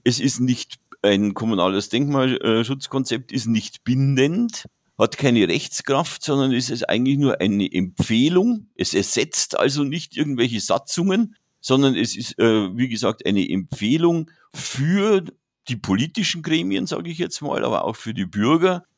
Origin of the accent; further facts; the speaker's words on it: Regensburg, Bavaria, Germany; bin gebürtiger Regensburger